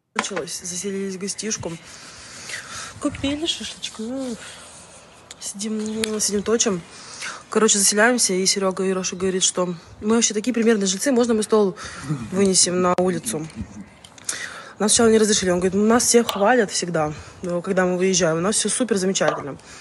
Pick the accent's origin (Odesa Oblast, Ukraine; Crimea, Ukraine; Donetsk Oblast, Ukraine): Crimea, Ukraine; moved away; Я говорю, из Крыма